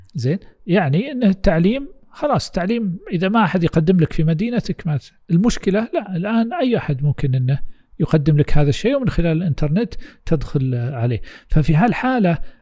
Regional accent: Saudi Arabia; عندنا في السعوديه

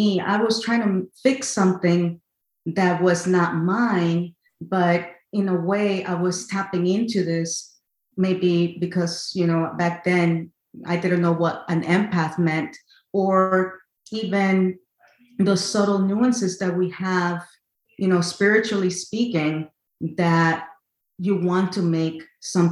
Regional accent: Connecticut, United States; also born or lived in El Salvador; I was born in El Salvador, raised in Connecticut, USA

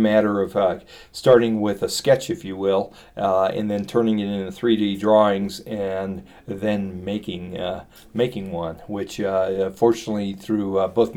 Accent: Silicon Valley, California, United States; now in Boulder, United States; growing up in Silicon Valley

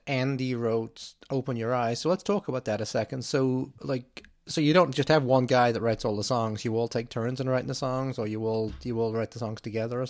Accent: Liverpool, North West England, United Kingdom; moved away as an adult; also born or lived in Manchester; now in Chicago, United States; I'm from Liverpool

